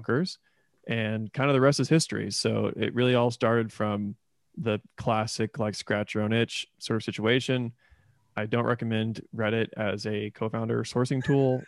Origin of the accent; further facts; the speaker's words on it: Indiana, United States; moved away as an adult; also born or lived in Florida / Louisville, Kentucky; now in Oklahoma City, United States; I was born in Florida, uh, but I grew up in Indiana, so I kind of identify as a Hoosier